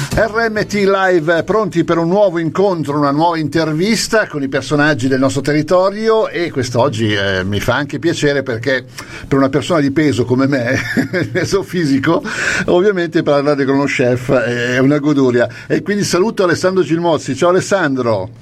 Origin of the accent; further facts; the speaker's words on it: Lombardy, Italy; io sono lombardo